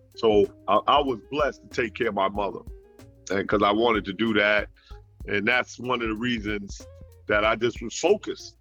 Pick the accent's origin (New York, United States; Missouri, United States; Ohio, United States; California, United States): New York, United States; moved away as an adult; also born or lived in Nashville; now in Florida, United States; I live born and raised in New York